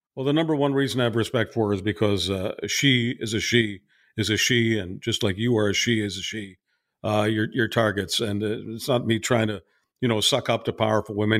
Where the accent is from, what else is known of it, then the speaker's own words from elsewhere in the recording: Montreal, Quebec, Canada; moved away as an adult; also born or lived in Budapest, Hungary / Calgary; technically Budapest is my hometown, but Montreal is a town I was raised in.